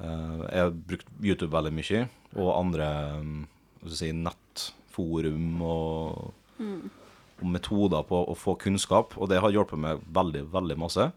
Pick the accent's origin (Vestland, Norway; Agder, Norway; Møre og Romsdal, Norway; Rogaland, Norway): Møre og Romsdal, Norway; Sunndal; hjemme i Sunndal, der jeg vokste opp